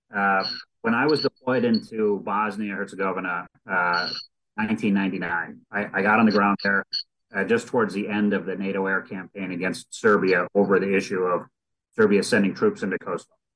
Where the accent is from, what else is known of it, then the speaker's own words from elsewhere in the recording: United States; as an American